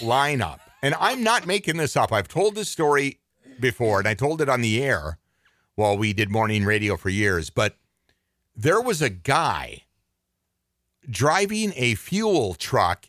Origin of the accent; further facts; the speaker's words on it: Twin Cities, Minnesota, United States; I was born in the Twin Cities